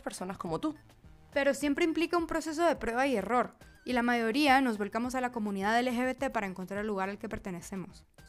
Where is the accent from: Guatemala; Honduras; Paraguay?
Guatemala; moved away as an adult; now in Mexico City, Mexico; periodista y estratega digital de Guatemala